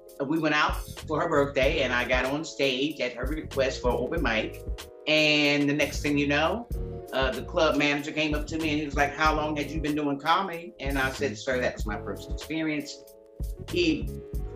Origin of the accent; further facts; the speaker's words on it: Hope Mills, North Carolina, United States; moved away; also born or lived in Philadelphia, Pennsylvania / Okinawa, Japan; I'm from Philadelphia, born, and I can't just say born and raised because I spent a lot of my youth in a little small town called Hope Mills, North Carolina.